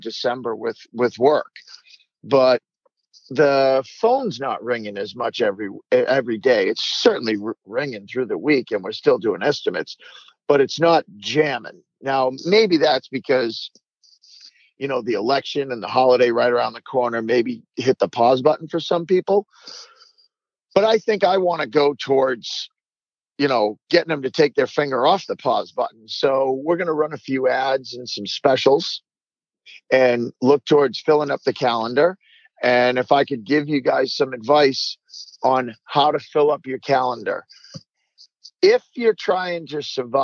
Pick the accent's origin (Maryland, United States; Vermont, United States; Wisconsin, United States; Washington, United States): Vermont, United States; also born or lived in Massachusetts; my home state of Vermont